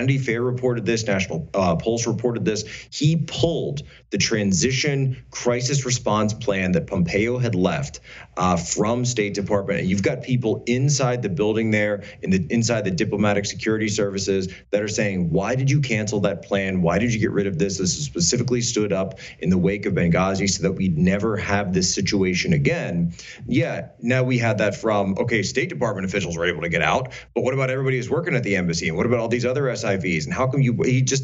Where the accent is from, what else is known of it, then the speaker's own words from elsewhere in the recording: Pennsylvania, United States; now in Washington, D.C., United States; I'm from Pennsylvania myself